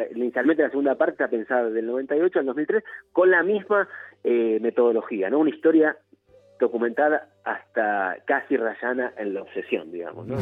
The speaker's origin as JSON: {"language": "Spanish", "town": "El Palomar", "region": "Buenos Aires Province", "country": "Argentina", "tie": "born or raised there", "said": "Soy, oriundo de Palomar, de ahora, de hecho, ahora mismo estoy acá en Palomar"}